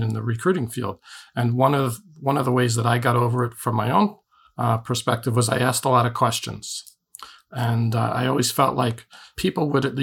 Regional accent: New York City, New York, United States; accent: Brooklyn; now in New Jersey, United States; I'm originally from Brooklyn

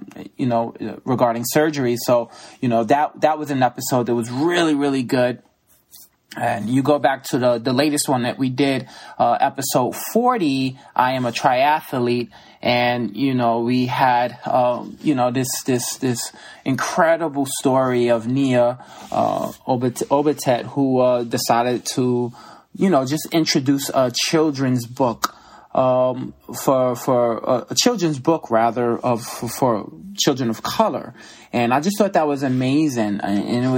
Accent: New York City, New York, United States; also born or lived in Brooklyn, New York; I grew up in the Bronx, New York.

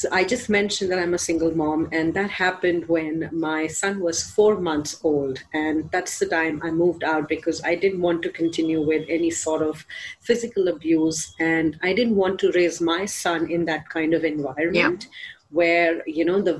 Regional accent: India; I'm from India

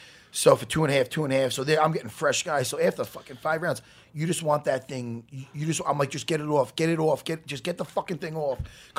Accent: Long Island, New York, United States; I grew up on Long Island.

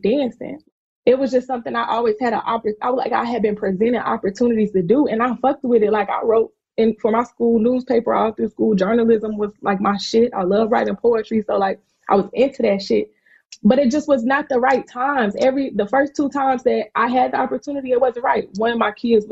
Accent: South Carolina, United States; I'm from South Carolina

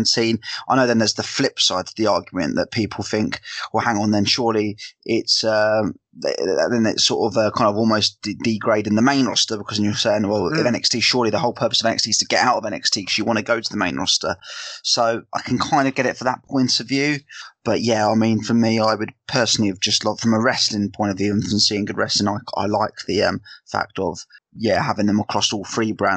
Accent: South of England, United Kingdom; accent: Southern English; me being my English, the Southern English snob

